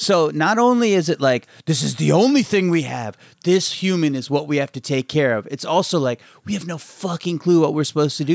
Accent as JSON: {"language": "English", "region": "Maryland", "country": "United States", "tie": "born or raised there", "said": "I grew up in Maryland"}